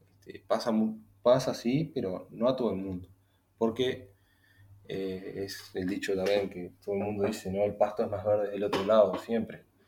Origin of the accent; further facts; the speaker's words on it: Uruguay; como, como uruguayo